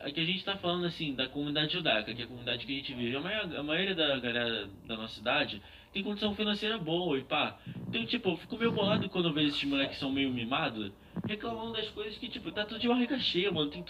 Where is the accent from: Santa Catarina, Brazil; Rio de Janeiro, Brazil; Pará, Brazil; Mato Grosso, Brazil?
Rio de Janeiro, Brazil; Meu pai é paulista. Não, mas eu nasci no Rio de Janeiro, relaxa.